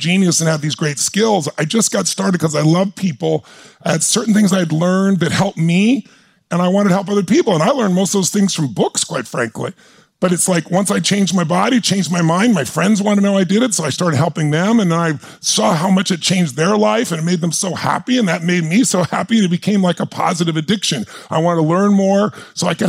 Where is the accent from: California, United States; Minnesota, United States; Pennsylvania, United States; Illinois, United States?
California, United States; Azusa; I grew up, I'm a kid from Azusa, California.